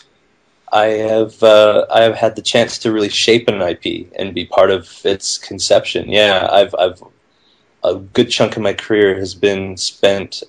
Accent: Vancouver, British Columbia, Canada; I'm originally from Vancouver, Canada.

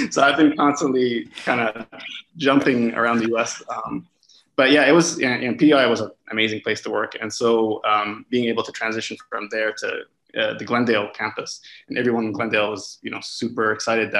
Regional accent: Lebanon; moved away as an adult; also born or lived in Canada / Vancouver, Canada; I'm also Canadian as well

